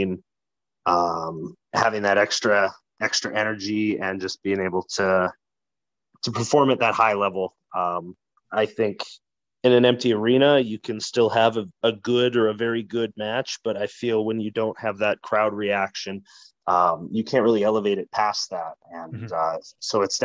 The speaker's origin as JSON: {"language": "English", "town": "Calgary", "region": "Alberta", "country": "Canada", "tie": "born or raised there", "also_born_or_lived": "Winnipeg, Manitoba", "moved": "yes", "said": "I'm always billed from Calgary, Alberta, because I was born there"}